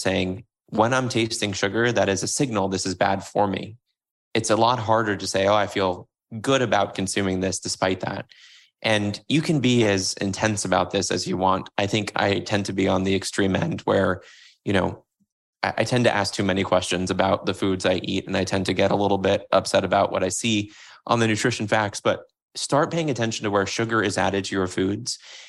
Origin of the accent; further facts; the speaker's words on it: Florida, United States; So when I grew up in Florida, getting the sweetened tea was a thing.